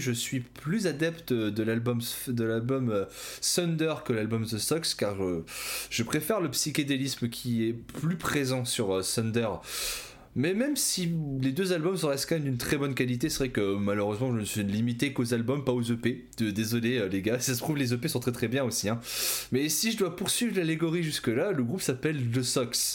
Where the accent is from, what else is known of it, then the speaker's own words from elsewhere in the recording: Ch'ti, Hauts-de-France, France; je suis ch'ti